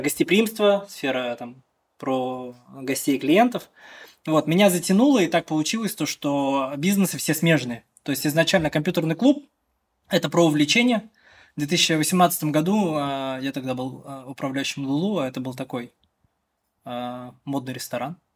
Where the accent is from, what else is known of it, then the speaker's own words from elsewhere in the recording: Chekmagush, Bashkortostan, Russia; Я из деревни, из Чекмагуши родом, это село в сторону на западе